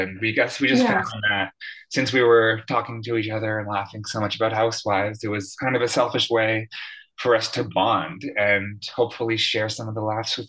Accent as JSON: {"language": "English", "town": "Florenceville", "region": "New Brunswick", "country": "Canada", "tie": "born or raised there", "moved": "yes", "lives_now": "Vancouver, Canada", "said": "I was born in Florenceville, which is actually the French fry capital of the world."}